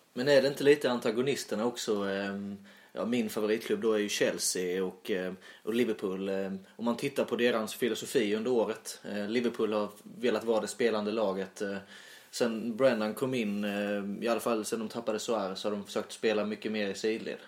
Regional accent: Sölvesborg, Blekinge, Sweden; accent: Sölvesborgska; jag pratar väl lite mer, eh, ja, ska man säga Sölvesborgska

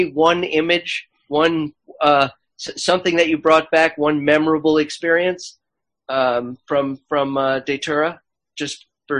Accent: Los Angeles, California, United States; where I grew up in Los Angeles

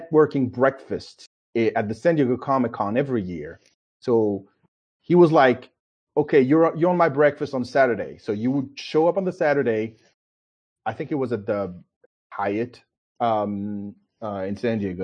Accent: Paris, Île-de-France, France; moved away as an adult; now in United States; I was born in Paris, France. And this is where I grew up

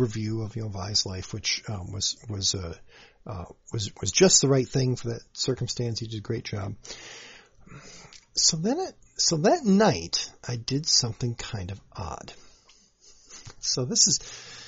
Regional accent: Saint Paul, Minnesota, United States; I grew up in the Midway District of the Minneapolis-St. Paul metro area

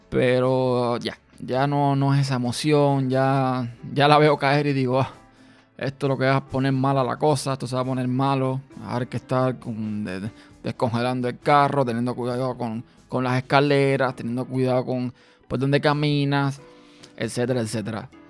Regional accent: Cuba; now in Austin, United States; Yo nací, como muchos saben, en Cuba

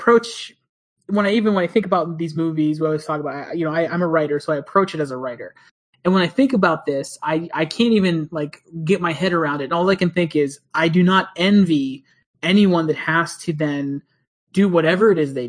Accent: Pennsylvania, United States; now in Southern California, United States; I'm from Pennsylvania

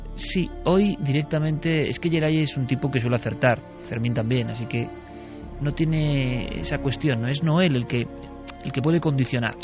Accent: Vitoria-Gasteiz, Basque Country, Spain; yo como vitoriano, nací en Vitoria

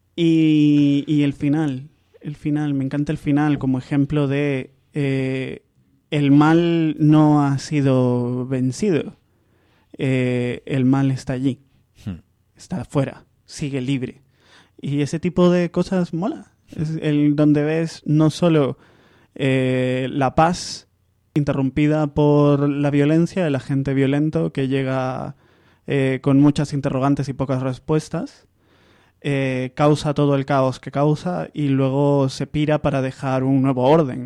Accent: Zaragoza, Aragon, Spain; Yo soy, yo soy aragonés, yo soy Zaragoza

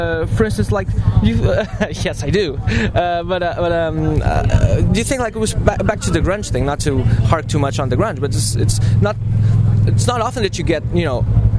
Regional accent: Lisbon, Portugal; I'm from Lisbon

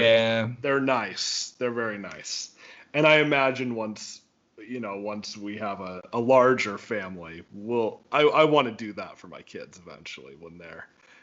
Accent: Wyoming, United States; when I was a kid, we always had a real Christmas tree growing up in Wyoming.

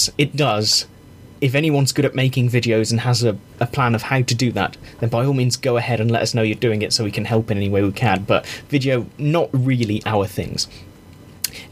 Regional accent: England, United Kingdom; an English person who cares about rugby

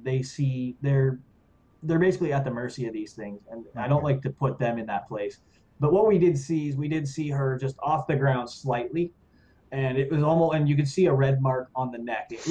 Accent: New Brunswick, Canada; now in Ottawa, Canada; I'm from New Brunswick

